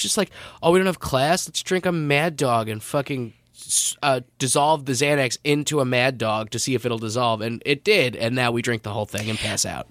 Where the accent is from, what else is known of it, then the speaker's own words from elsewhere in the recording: Long Island, New York, United States; also born or lived in Villanova, Pennsylvania; I'm from Long Island